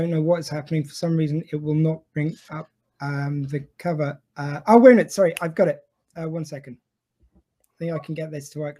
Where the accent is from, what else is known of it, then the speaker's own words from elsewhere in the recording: Ireland; I'm Irish.